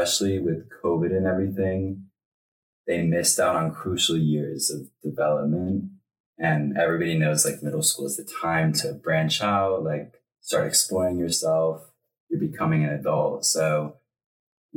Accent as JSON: {"language": "English", "area": "Long Island", "region": "New York", "country": "United States", "tie": "born or raised there", "said": "I'm from Long Island, New York. I grew up like 5 minutes from the ocean"}